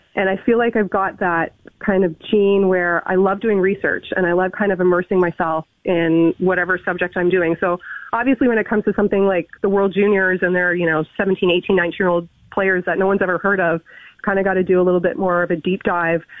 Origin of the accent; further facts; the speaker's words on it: Toronto, Ontario, Canada; I was born and raised in Toronto